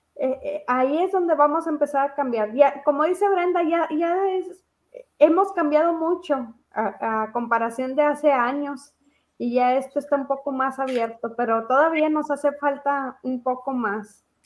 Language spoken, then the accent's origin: Spanish; Mexico; Aquí en México